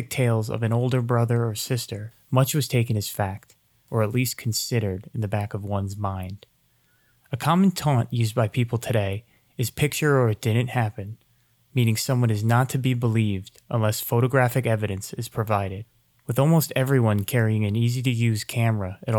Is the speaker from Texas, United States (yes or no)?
no; New Jersey, United States; I grew up in New Jersey